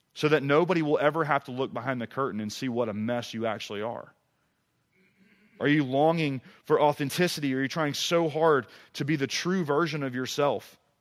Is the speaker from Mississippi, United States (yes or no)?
yes; Mississippi, United States; moved away as an adult; also born or lived in Tuscaloosa, Alabama / Oxford, Mississippi; now in East Tennessee, United States; I grew up in Mississippi